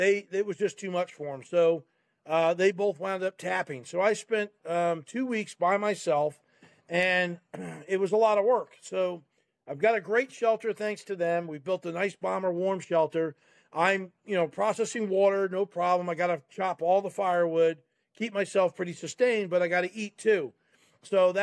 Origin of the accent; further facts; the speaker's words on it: New Jersey, United States; I grew up in New Jersey